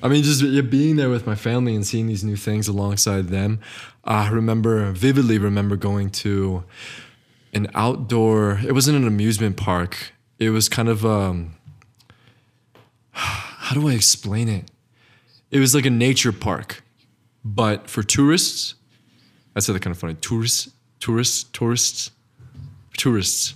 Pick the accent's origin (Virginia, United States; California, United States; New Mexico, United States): New Mexico, United States; Northern; we're both Northern New Mexican.